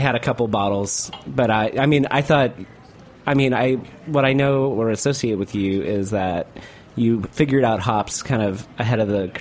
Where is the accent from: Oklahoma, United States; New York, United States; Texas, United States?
Texas, United States; I'm also from Texas